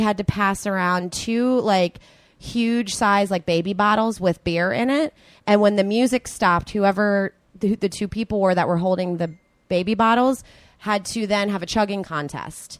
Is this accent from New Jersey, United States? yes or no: yes; right outside of Philadelphia, New Jersey, United States; moved away as an adult; now in Los Angeles, United States; I'm originally from New Jersey, right outside of Philadelphia